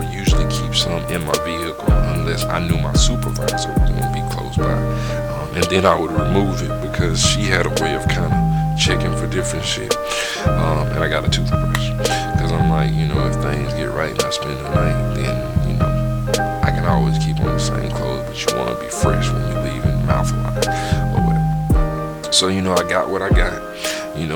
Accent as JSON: {"language": "English", "region": "Southeast", "country": "United States", "tie": "born or raised there", "also_born_or_lived": "Georgia / Midwest", "moved": "as an adult", "said": "growing up in the Southeast"}